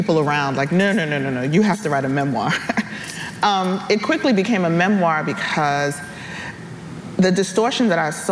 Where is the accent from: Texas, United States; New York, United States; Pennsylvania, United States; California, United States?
New York, United States; New York City; moved away as an adult; also born or lived in Selma, Alabama; I grew up in New York. I'm from the Bronx.